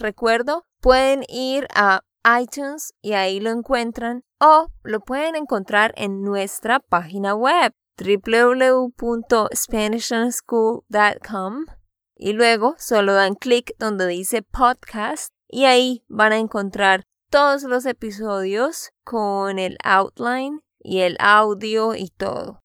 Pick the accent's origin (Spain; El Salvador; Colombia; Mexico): Colombia; Santander; de Santander, Colombia